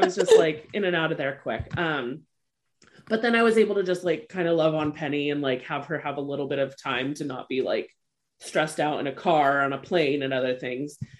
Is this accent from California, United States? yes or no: yes; California, United States; I'm from California.